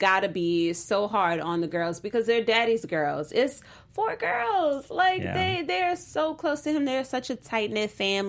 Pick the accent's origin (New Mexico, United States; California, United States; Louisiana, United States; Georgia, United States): Louisiana, United States; New Orleans; now in Los Angeles, United States; I'm from New Orleans